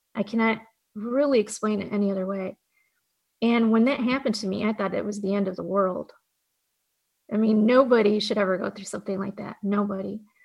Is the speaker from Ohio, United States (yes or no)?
yes; Fremont, Ohio, United States; where I grew up, it was Fremont, Ohio